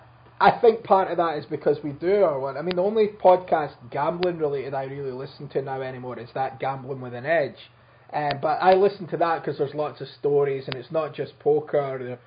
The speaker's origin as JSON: {"language": "English", "region": "Scotland", "country": "United Kingdom", "said": "I'm actually from Scotland, not a shithole country."}